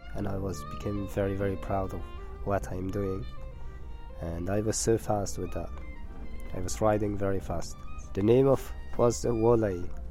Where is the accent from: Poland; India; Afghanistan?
Afghanistan; northern Afghanistan; English is a second language; moved away; I'm from Afghanistan, from north of Afghanistan, and I live in a village by the name of Khoris.